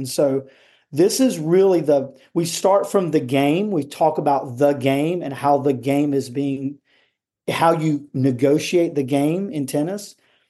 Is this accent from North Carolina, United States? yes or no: yes; Cary, North Carolina, United States; college tennis at North Carolina State here in Raleigh, North Carolina. And that's where we're from Cary.